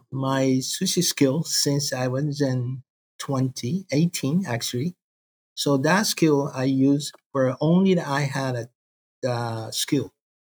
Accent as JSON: {"language": "English", "area": "countryside north of Kobe", "region": "Hyogo", "country": "Japan", "tie": "born or raised there", "also_born_or_lived": "Osaka", "second_language": "English", "moved": "as an adult", "lives_now": "United States", "said": "I'm in the countryside of Japan, north side of Kobe. The countryside, it is the central of Japan. I born and there"}